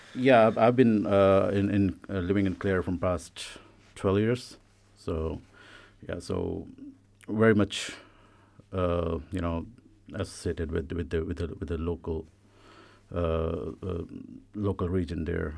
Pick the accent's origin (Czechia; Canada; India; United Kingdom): India; now in Ireland; I come from India